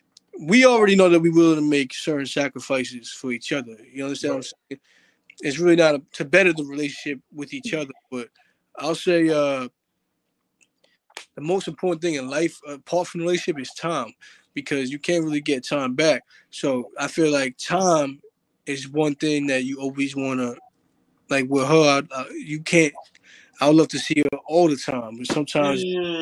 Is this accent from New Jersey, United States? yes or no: yes; New Brunswick, New Jersey, United States; born there; now in New York, United States; before I lived in New York, I lived in Jersey. My whole family is born and raised in New York City, but I used to live in Jersey.